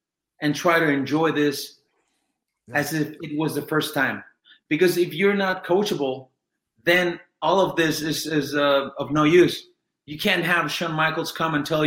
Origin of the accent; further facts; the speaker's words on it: Mexico; English is a second language; I'm from Mexico, and Mexican people don't speak English this well